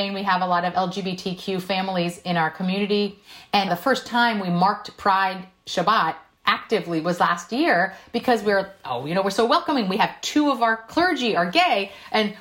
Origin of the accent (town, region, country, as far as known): South Korea; born or raised there; first language Korean; English is a second language; now in United States